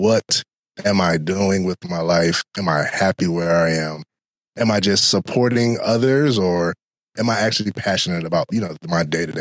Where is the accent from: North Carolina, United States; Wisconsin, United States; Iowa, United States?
North Carolina, United States; Durham; moved away as an adult; now in Hampton Roads, United States; I'm actually from Durham, North Carolina, the Bull City is what we affectionately call it.